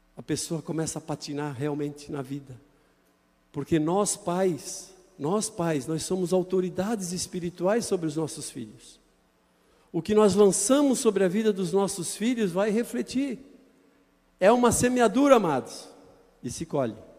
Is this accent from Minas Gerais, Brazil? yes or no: no; Itajaí, Santa Catarina, Brazil; Eu nasci em Itajaí